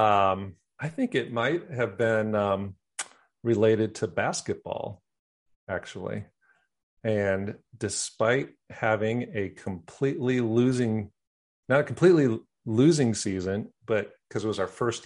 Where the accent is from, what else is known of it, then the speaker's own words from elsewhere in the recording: Wisconsin, United States; moved away; I'm from Wisconsin